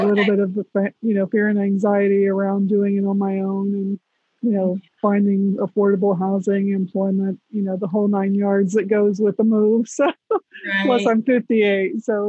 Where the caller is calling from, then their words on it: Florida, United States; Central Florida. I live out by Disney.